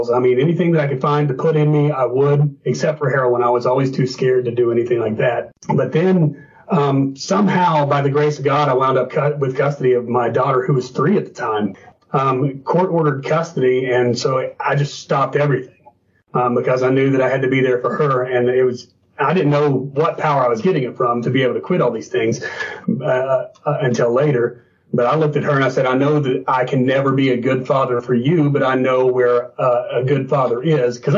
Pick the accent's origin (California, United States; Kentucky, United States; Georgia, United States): Kentucky, United States; Northeastern; also born or lived in Naples, Florida; Northeastern Kentucky. I was born in Naples, but raised here.